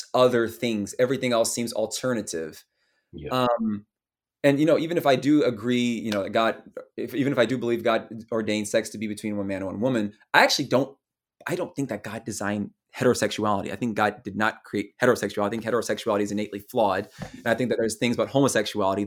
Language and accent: English; the South, United States; I'm a Southerner.